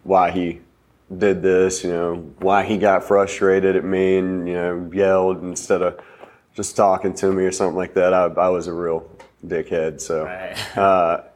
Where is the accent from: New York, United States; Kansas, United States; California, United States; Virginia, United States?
Virginia, United States; Franklin County; also born or lived in North Carolina; I was born in North Carolina, lived down there for about 9 years of my early life. Moved to Virginia after my dad got a job offer up here. My mom, my dad, my sister, and I moved up here. Franklin County, so about half an hour south of where we are now here in Roanoke.